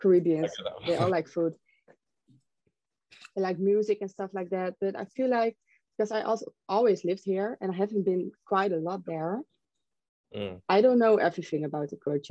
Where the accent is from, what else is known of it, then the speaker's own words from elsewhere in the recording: Zoetermeer, South Holland, Netherlands; I was born in Zoetermeer in the Netherlands. I also still live there.